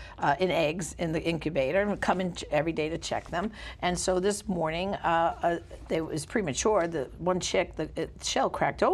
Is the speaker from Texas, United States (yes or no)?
no; New York City, New York, United States; I grew up in Brooklyn, but I taught public school in Staten Island